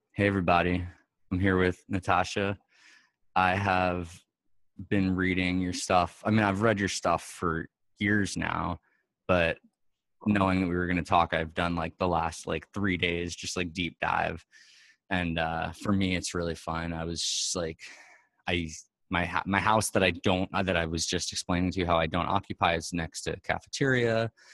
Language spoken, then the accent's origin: English; New York, United States; I'm from New York, born and raised